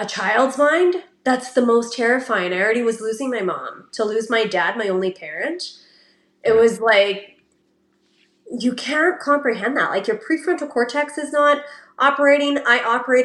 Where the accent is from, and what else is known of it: Canada; born or raised there